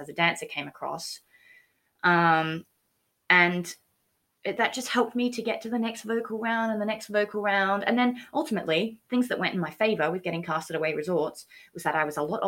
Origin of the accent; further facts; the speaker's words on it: Australia; moved away; I'm from Australia. Haven't driven in this country.